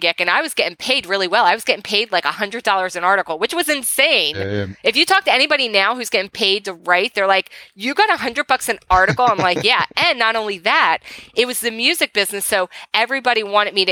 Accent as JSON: {"language": "English", "town": "Philadelphia", "region": "Pennsylvania", "country": "United States", "moved": "as an adult", "lives_now": "Los Angeles, United States", "said": "I am from the East Coast. I'm from Philadelphia originally"}